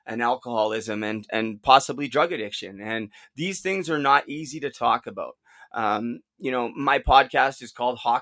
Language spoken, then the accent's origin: English; Vancouver, British Columbia, Canada; the Vancouver Canucks, my hometown team, who I watched growing up